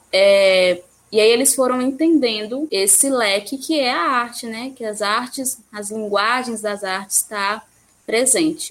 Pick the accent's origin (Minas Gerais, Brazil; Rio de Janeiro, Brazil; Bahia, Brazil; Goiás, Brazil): Bahia, Brazil; Ipiaú; also born or lived in Jequié; de Piauí, onde eu nasci, é onde eu morei